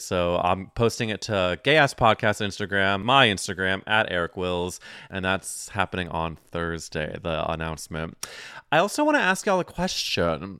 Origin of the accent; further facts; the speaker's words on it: Missouri, United States; me being from Missouri in the Midwest